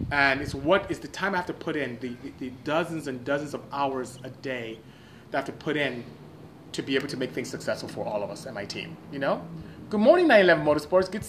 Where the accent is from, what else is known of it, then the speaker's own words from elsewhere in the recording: Port Harcourt, Rivers State, Nigeria; Thank you so much for joining. … from Port Harcourt, Nigeria. Good seeing you. Nigeria is where I'm from.